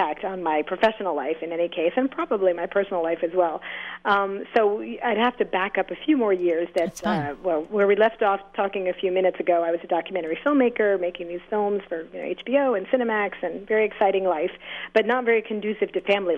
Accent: New York City, New York, United States; I grew up right on the Upper East Side, 75th and Lexington.

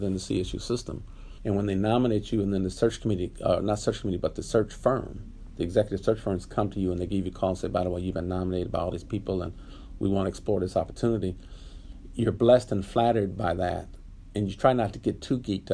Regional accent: Los Angeles, California, United States; I grew up in Southern California in Los Angeles. So L.A. is kind of home for me.

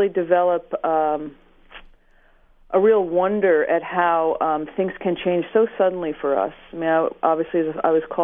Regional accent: Connecticut, United States; also born or lived in San Francisco; I'm just a white girl from Connecticut.

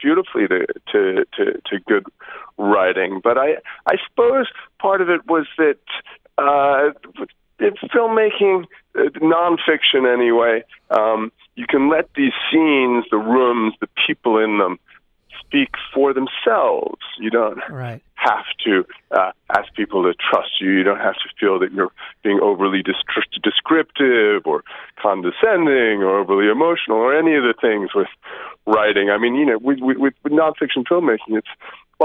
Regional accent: New York, United States; my hometown of New York

